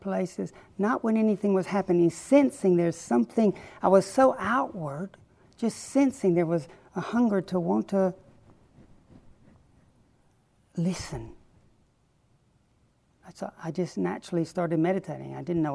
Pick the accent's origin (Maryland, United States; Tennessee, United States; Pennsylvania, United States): Tennessee, United States; Chattanooga; Growing up in Chattanooga, Tennessee, I was regularly informed we were going to hell